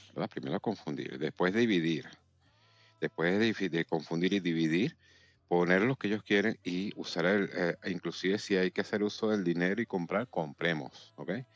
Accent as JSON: {"language": "Spanish", "country": "Venezuela", "moved": "as an adult", "lives_now": "Valladolid, Spain", "said": "yo vengo de Venezuela"}